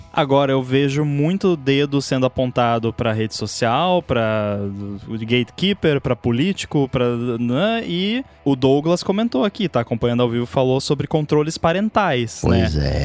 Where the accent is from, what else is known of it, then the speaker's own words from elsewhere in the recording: Brazil; eu sou do Brasil